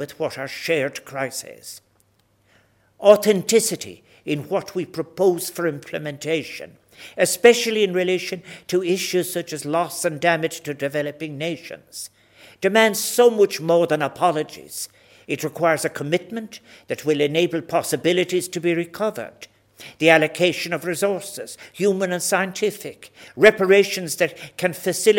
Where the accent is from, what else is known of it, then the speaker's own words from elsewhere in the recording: Ireland; We as Irish people